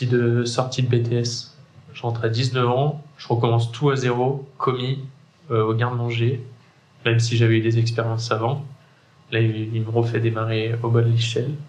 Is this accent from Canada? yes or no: no; Saint-Étienne, Auvergne-Rhône-Alpes, France; moved away as an adult; now in Le Puy-en-Velay, France; moi, je suis un pur Stéphanois, de parents stéphanois, de grands-parents stéphanois j'ai une enfance très paysanne